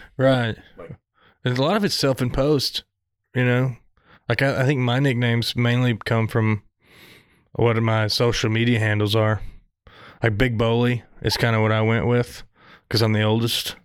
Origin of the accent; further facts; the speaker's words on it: Southern, United States; accent: Southern; my Southern accent